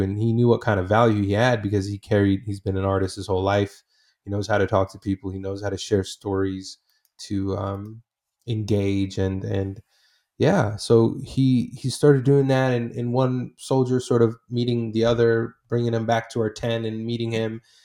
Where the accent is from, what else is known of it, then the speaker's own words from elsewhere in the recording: Portland, Oregon, United States; also born or lived in Iraq / Saudi Arabia; I grew up in the Northwest, so in, in Portland